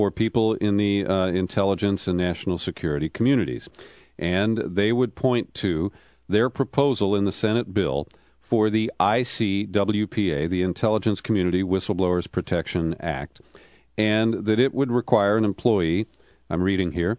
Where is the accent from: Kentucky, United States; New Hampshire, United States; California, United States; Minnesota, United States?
California, United States; I'm from California